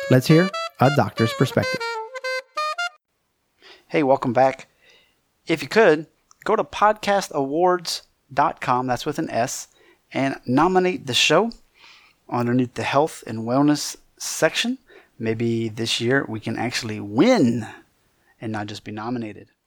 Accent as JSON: {"language": "English", "region": "Louisiana", "country": "United States", "accent": "Cajun", "said": "And I'm Cajun, so sometimes people are like, \"Hey, you should have a really, really horrible accent.\""}